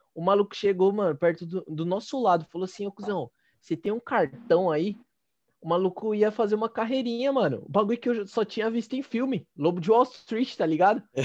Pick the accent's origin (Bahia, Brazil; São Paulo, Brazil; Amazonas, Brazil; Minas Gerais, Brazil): São Paulo, Brazil; A gente é de São Paulo